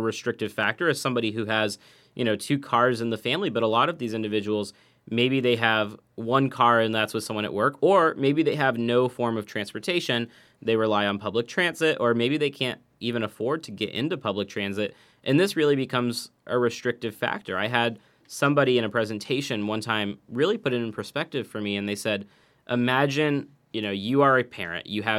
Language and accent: English; Yellow Springs, Ohio, United States; I actually remember very distinctly, I grew up in Yellow Springs and clearly a different situation